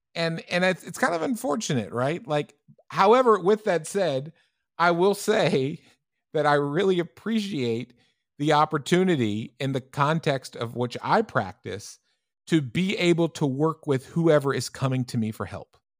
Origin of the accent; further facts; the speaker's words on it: United States; moved away; also born or lived in Europe; as an American clinician